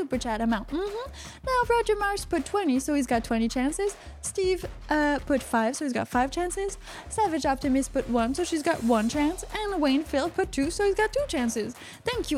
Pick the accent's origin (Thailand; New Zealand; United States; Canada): Canada; I'm from Canada.